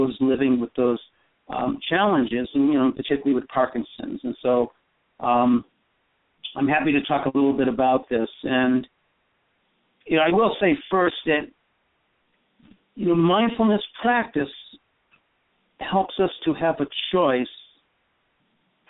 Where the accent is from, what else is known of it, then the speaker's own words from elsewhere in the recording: East Coast, United States; moved away; also born or lived in Burma / Northern California; I grew up in the East Coast.